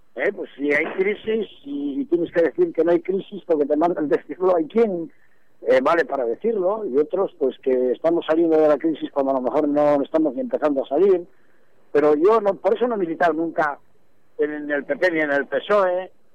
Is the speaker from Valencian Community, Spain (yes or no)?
no; Cantabria, Spain